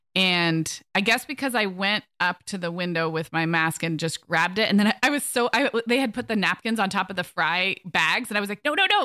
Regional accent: Santa Barbara, California, United States; moved away; also born or lived in Orange County, California; my family and I are moving from Orange County to my hometown of Santa Barbara.

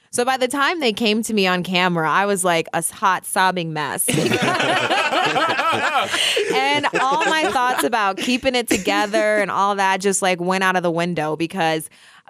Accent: Illinois, United States; You know, growing up outside of Chicago, she worked for Fox 32 Chicago.

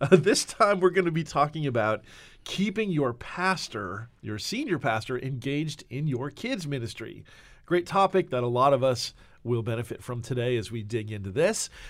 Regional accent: New Jersey, United States; now in Nashville, United States; we are from Jersey

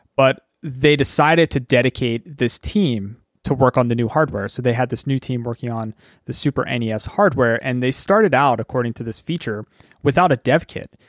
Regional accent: Philadelphia, Pennsylvania, United States; I live in Pennsylvania, and I grew up in Pennsylvania

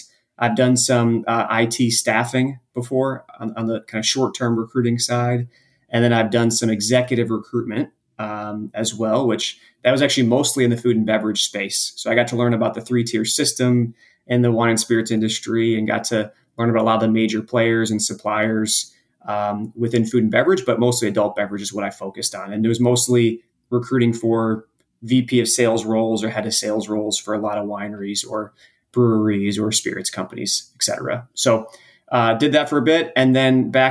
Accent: New Lenox, Illinois, United States; moved away as an adult; also born or lived in Champaign, Illinois / Miami; I actually grew up outside of Chicago in a town called New Lenox, Illinois

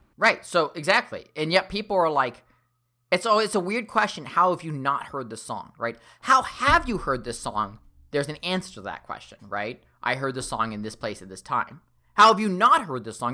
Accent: Seattle, Washington, United States; I grew up in Seattle

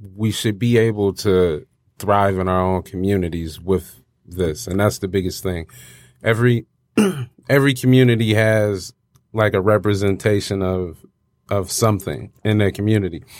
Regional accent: Detroit, Michigan, United States; I am a rapper from Detroit, battle rapper

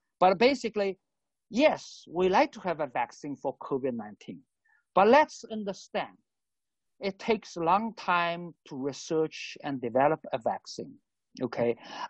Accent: Shanghai, China; moved away; also born or lived in United States; I came from Shanghai 30 some years ago. I went to United States then.

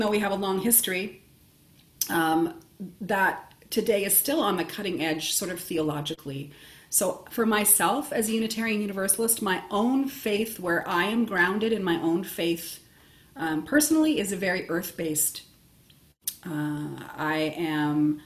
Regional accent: Nova Scotia, Canada; moved away as an adult; also born or lived in Ontario; I'm originally from Nova Scotia

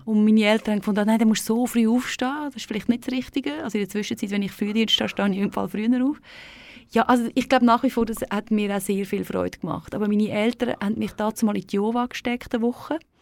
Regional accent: Thalheim, Aargau, Switzerland; Das ist also ein Schussdorf äh, da am Fuß der Staffelegg. Ja. Ähm, dort bin ich ähm, aufgewachsen

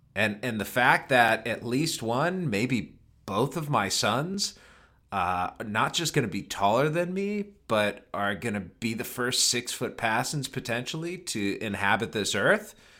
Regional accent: Cleveland, Ohio, United States; moved away; I grew up in Cleveland

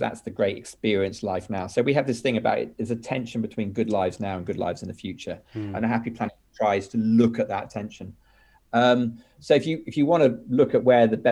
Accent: United Kingdom; I'm British. I'm probably going to be happiest living in Britain, because it's my whole cultural reference point.

